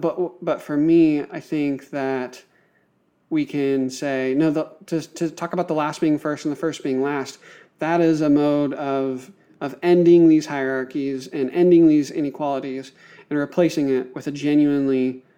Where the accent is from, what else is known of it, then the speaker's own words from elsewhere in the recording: Pennsylvania, United States; I grew up in Western rural Pennsylvania. I was a pastor's kid. I'm racialized as white. I'm born in the U.S. in the 21st century.